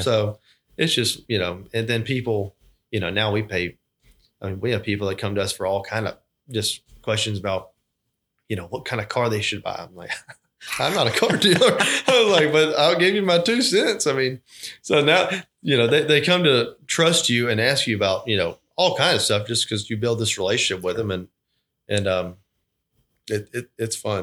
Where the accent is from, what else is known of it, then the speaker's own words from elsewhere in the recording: Thomasville, Georgia, United States; moved away as an adult; also born or lived in Auburn, Alabama; now in Albany, United States; born and raised in Thomasville, Georgia